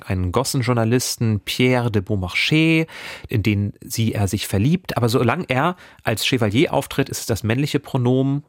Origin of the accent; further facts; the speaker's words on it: near Stockelsdorf, Schleswig-Holstein, Germany; moved away; Fast meine alten Heimat. Da bin ich früher oft gewesen in Stockelsdorf.